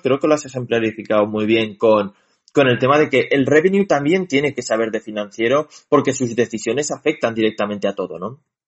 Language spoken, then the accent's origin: Spanish; Spain; los españoles somos españoles